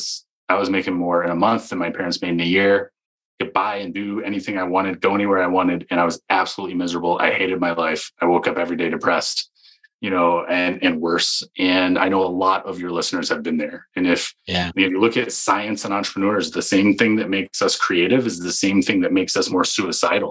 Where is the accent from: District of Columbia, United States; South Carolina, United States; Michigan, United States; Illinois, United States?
Michigan, United States; moved away; I grew up in Michigan